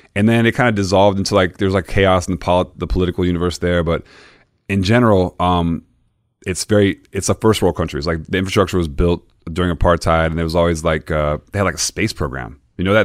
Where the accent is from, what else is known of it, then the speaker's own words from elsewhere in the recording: Mississippi, United States; moved away; also born or lived in Florida; I'm born in Mississippi